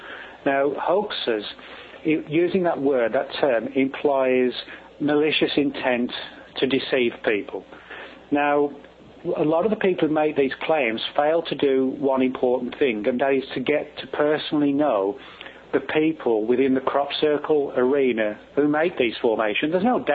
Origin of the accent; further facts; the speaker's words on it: England, United Kingdom; moved away; I'm originally from England